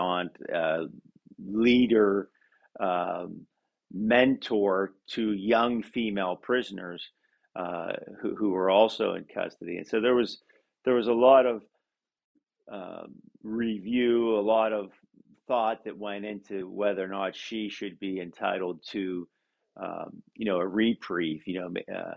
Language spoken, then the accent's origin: English; Pennsylvania, United States; Pennsylvania, for instance, you know, my home state